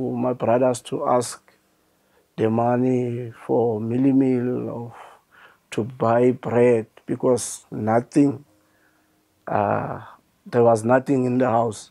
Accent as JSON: {"language": "English", "region": "Mpumalanga", "country": "South Africa", "said": "I'm from Mpumalanga, Oorgies."}